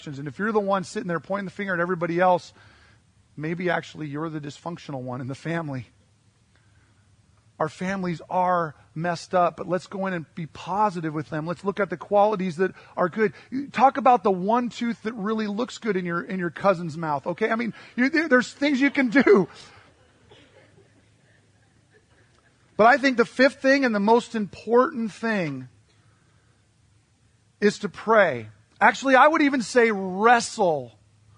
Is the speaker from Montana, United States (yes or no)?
yes; Western Montana, United States; moved away; I grew up in Western Montana